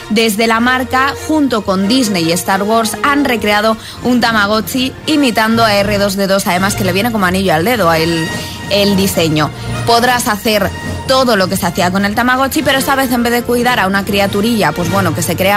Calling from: Toledo, Castilla-La Mancha, Spain; Buenos días, agitadores. … de Toledo.

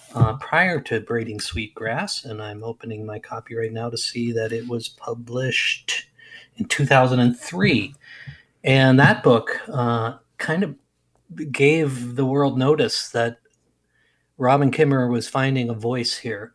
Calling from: Wisconsin, United States; I'm calling you from Wisconsin, or checking in from Wisconsin.

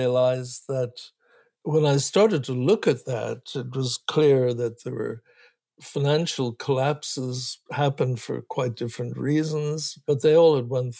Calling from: California, United States; You can have an earthquake, and where I'm talking from California, that can have a bad enough circumstances, maybe several thousand people get killed.

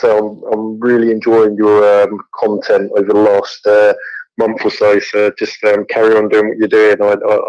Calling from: London, United Kingdom; I'm calling from Acton in West London.

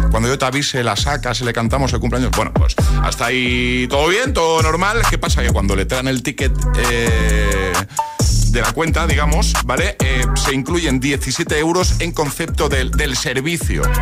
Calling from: Valencia, Valencian Community, Spain; Hola agitadores, soy … de Valencia.

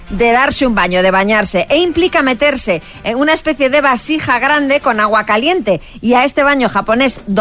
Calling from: Salceda de Caselas, Galicia, Spain; de Salceda, Galicia.

